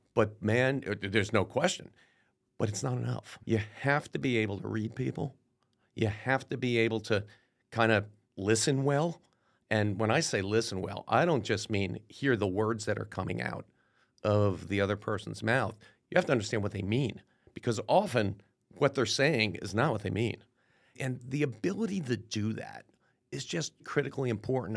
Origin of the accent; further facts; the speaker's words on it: Clifton, New Jersey, United States; I grew up in uh, in Clifton, New Jersey, which is about 15 miles west of New York City